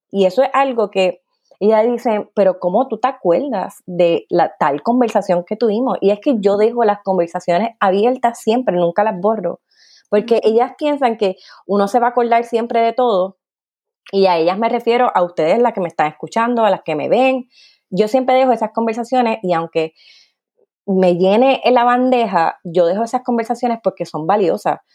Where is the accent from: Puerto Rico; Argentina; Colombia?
Puerto Rico; Carolina; moved away as an adult; also born or lived in South Korea; now in Belgium; soy de Carolina, Puerto Rico, con mucho orgullo, pero que actualmente está viviendo en Bélgica